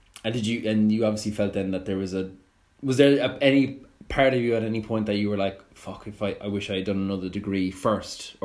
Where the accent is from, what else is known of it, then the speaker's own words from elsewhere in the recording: Ireland; as an Irish student